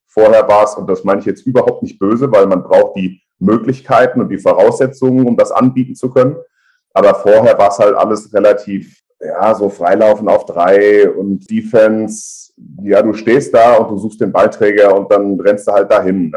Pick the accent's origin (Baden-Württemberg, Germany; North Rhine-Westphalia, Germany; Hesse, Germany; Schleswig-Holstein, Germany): Hesse, Germany; Frankfurt am Main; also born or lived in Bad Homburg / Kalbach; ich bin in Frankfurt geboren im April zweiundachtzig, bin dann eigentlich auch mein ganzes Leben immer in Frankfurt oder um Frankfurt rum aufgewachsen, groß geworden, hab dort gelebt